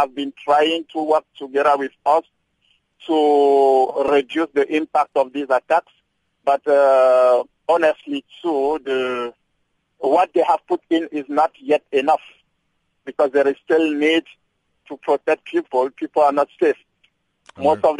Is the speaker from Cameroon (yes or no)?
yes; Cameroon; moved away as an adult; now in South Africa; I'm from Cameroon.